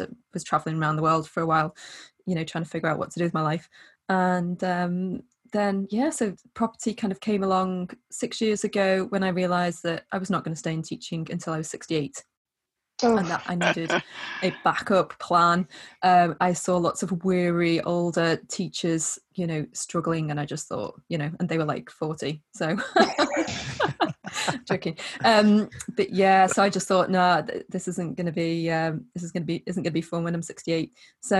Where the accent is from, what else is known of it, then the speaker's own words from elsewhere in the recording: the Wirral, North West England, United Kingdom; I am from the Wirral in the northwest of England